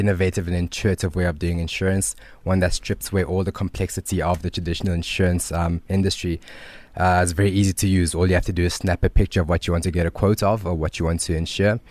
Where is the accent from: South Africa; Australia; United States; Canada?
South Africa; Johannesburg, Gauteng; also born or lived in Zimbabwe / Cape Town; moved to South Africa in nineteen ninety-two